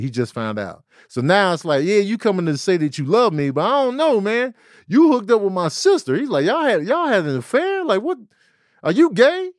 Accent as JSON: {"language": "English", "town": "Chicago", "region": "Illinois", "country": "United States", "tie": "born or raised there", "said": "I was a kid from Chicago"}